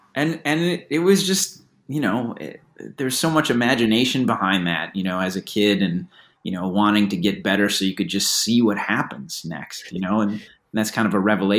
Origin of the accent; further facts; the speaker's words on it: Chicago, Illinois, United States; You know, I'm from Chicago. … I was exactly the same age.